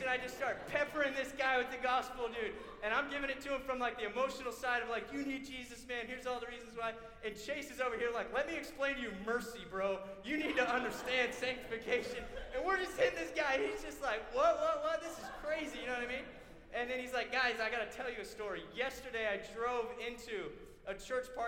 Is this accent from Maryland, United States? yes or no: no; Florida, United States; I grew up in Florida